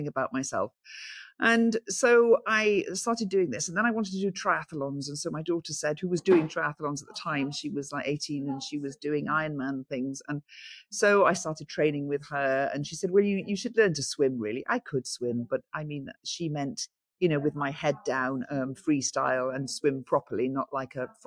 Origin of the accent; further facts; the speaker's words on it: St Davids, Wales, United Kingdom; Because I was born in St. David's, I've lived in St. David's all my life